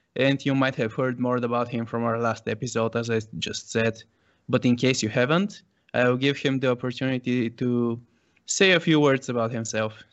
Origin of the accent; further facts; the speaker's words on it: Sofia, Sofia City, Bulgaria; born and raised in Sofia, Bulgaria